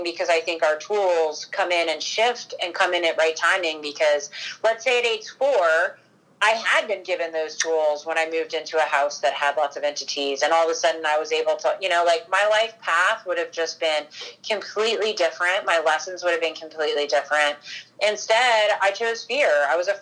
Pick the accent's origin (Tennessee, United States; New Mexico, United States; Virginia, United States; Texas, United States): Virginia, United States; Northern; I grew up in Northern Virginia